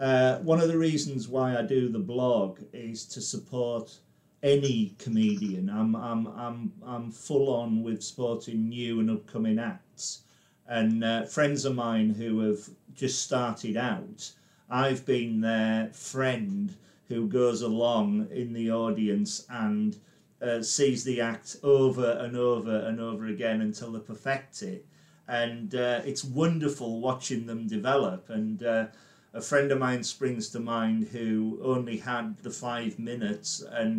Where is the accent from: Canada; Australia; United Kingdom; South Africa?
United Kingdom; Carlisle, North West England; now in London, United Kingdom; I came down to London from Carlisle in 1992